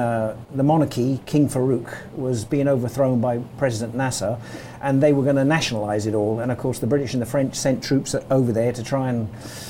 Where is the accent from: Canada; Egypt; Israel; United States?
Egypt; Port Fayed; born there; I was born in Port Fayed, which is on the Suez Canal.